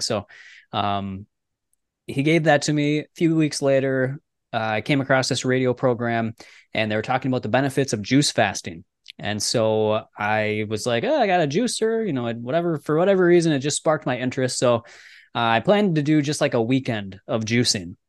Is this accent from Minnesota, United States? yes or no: yes; Minnesota, United States; I grew up in Minnesota, so we're like right in the middle of the United States and up by Canada